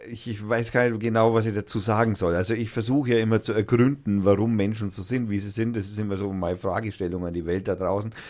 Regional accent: Lauf an der Pegnitz, Bavaria, Germany; dummerweise auch noch aus dem Eck kommt, wo ich herkomme auch. Lauf ja, Denberg, um genau zu sein.

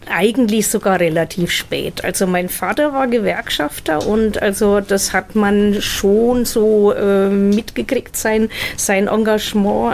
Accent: Heroldsberg, Bavaria, Germany; now in Fürth, Germany; aufgewachsen bin ich in Heroldsberg, Landkreis Erlangen

